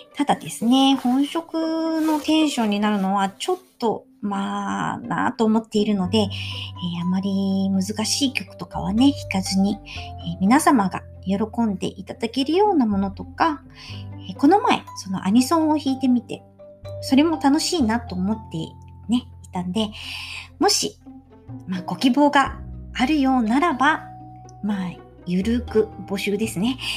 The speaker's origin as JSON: {"language": "Japanese", "country": "Japan", "also_born_or_lived": "Italy", "said": "自分が日本人である"}